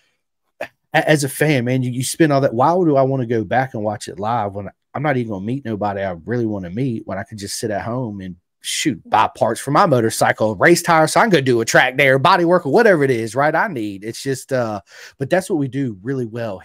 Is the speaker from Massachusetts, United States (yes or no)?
no; Roanoke, Virginia, United States; I'm from Roanoke, Virginia